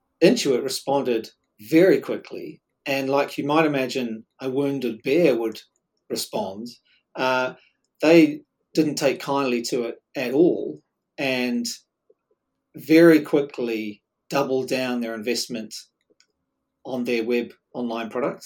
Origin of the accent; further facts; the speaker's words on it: New Zealand; accent: Kiwi; we were embarrassed about sounding Kiwi